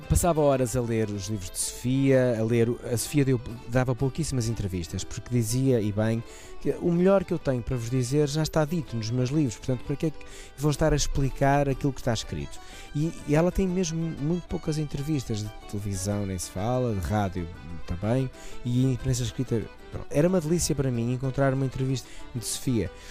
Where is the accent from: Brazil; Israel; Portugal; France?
Portugal; sou natural dos Moris